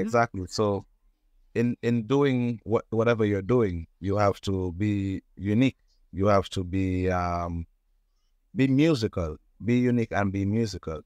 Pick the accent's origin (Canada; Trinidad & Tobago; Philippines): Trinidad & Tobago; I was born in Trinidad and Tobago